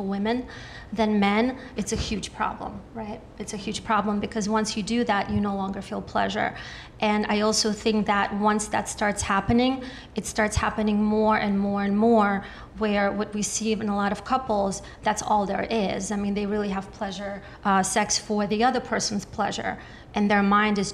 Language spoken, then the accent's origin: English; United States; I grew up in the New York, New Jersey area.